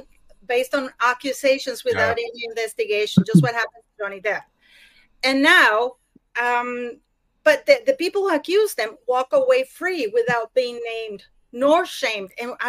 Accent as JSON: {"language": "English", "country": "Canada", "said": "I'm worried because I'm Canadian, you know, is that going to follow to Canada now?"}